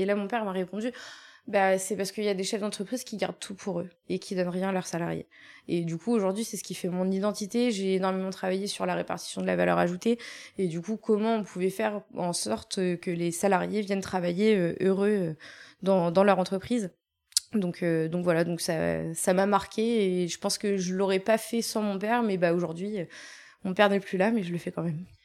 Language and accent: French; Rouen, Normandy, France; moved away as an adult; je suis née effectivement en Normandie, à Mont-Saint-Aignan, donc euh, c'est à 10 minutes de Rouen